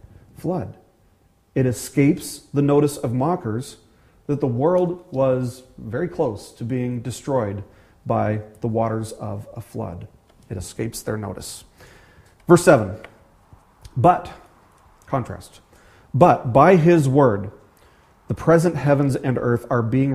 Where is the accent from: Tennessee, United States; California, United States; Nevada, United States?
Nevada, United States; Las Vegas; moved away; growing up in the desert, you know, I'm from Las Vegas originally, growing up in the desert